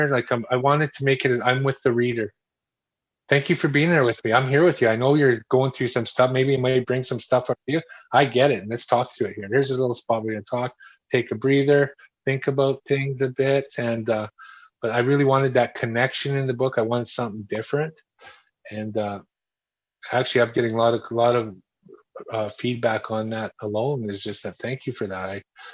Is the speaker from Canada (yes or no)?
yes; Edmonton, Alberta, Canada; All the streets of Edmonton